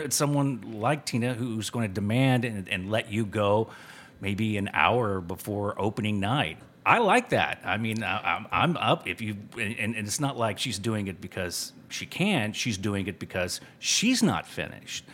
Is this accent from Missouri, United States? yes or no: no; Cuero, Texas, United States; also born or lived in West Virginia; when I moved from West Virginia, I was seven years old, and I moved to this small town called Cuero